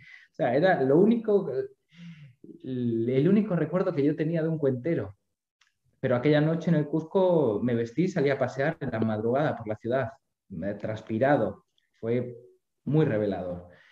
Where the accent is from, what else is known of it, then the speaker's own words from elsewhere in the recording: Spain; moved away as an adult; now in Buenos Aires, Argentina; siendo un español. A mí me recibieron de brazos abiertos